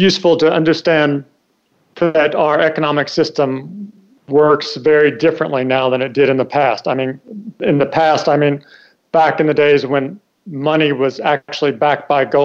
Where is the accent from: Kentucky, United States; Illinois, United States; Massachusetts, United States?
Kentucky, United States; moved away as an adult; also born or lived in Hong Kong / Washington; I grew up in Kentucky